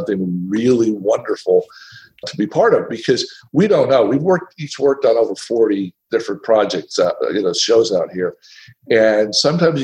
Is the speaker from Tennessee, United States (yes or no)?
yes; Tennessee, United States; moved away; I'm from Tennessee